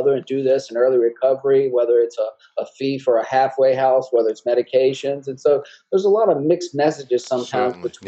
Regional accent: Altavista, Virginia, United States; accent: southern; moved away as an adult; also born or lived in Lynchburg, Virginia; I'm from the southern part of Virginia, a little small town called Alta Vista, about 40 miles from the North Carolina border

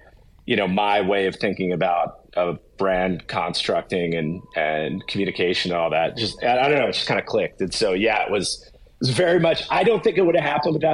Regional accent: New Jersey, United States; I'm from New Jersey.

